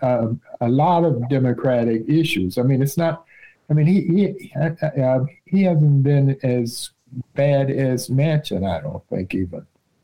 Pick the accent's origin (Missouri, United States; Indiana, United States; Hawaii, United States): Indiana, United States; Gary; moved away as an adult; also born or lived in Washington, D.C.; I'm from Gary.